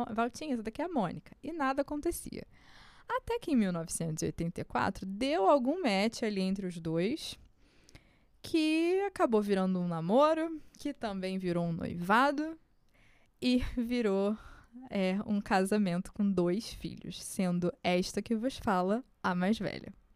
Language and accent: Portuguese; Rio de Janeiro, Brazil; na Zona Norte, onde eu cresci